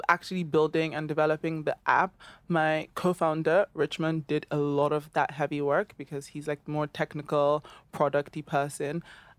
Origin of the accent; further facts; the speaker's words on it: Lagos, Nigeria; moved away as an adult; now in London, United Kingdom; Yes, I'm 26. I grew up in Lagos in Nigeria. I went to Grange in Ikeja for most of my life, literally from from primary school till secondary school, then moved to London